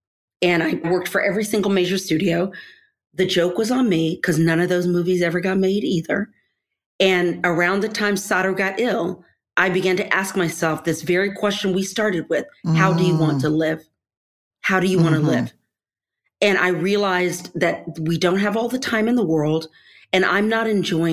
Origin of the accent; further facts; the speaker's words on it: Texas, United States; the kind of oral storytelling I grew up with folks in Texas